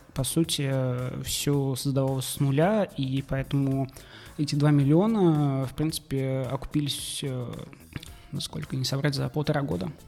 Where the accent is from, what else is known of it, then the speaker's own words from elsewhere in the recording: Naberezhnye Chelny, Tatarstan, Russia; moved away as an adult; now in Kazan, Russia; Я сам из Челнов, и переехав в Казань